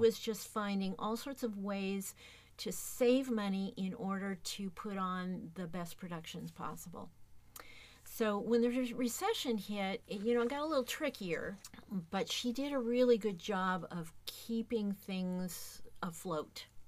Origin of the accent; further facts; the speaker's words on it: Tacoma, Washington, United States; I have been uh, in the Tacoma area my entire life. I grew up playing in the Tacoma Youth Symphony orchestras